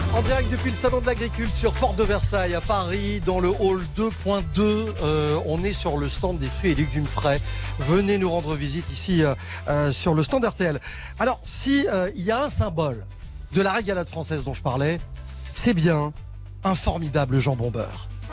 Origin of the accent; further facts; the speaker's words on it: Belgium; moved away; je suis belge d'origine